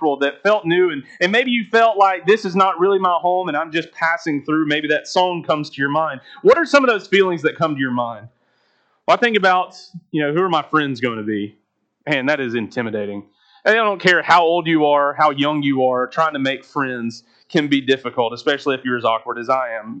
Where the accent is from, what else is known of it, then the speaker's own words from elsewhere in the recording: Birmingham, Alabama, United States; moved away as an adult; also born or lived in Corner, Alabama; now in Montgomery, United States; we grew up in the same area in Birmingham